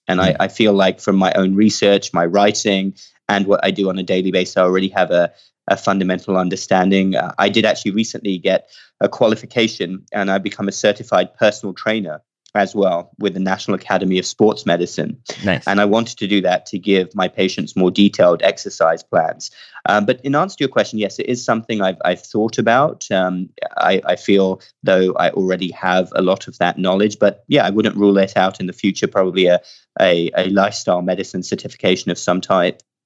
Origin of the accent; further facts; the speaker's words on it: United Kingdom; moved away as an adult; also born or lived in Cardiff / Baltimore; now in United States; I grew up just outside London